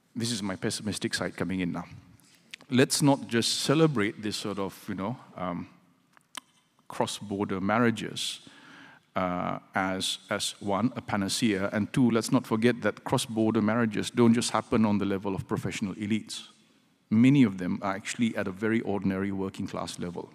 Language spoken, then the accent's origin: English; Malaysia; as a Malaysian married to a Singaporean